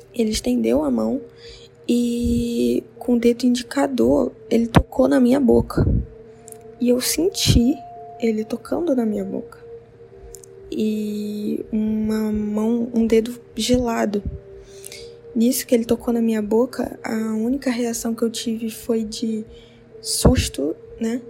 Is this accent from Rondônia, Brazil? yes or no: yes; interior of Rondônia, Brazil; Eu sou do interior de Rondônia